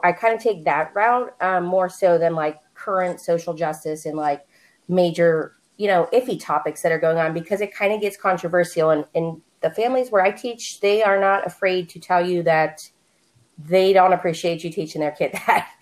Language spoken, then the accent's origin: English; Pittsburgh, Pennsylvania, United States; moved away as an adult; now in Phoenix, United States; I live in Phoenix, Arizona. Um, but I'm originally from Pittsburgh, Pennsylvania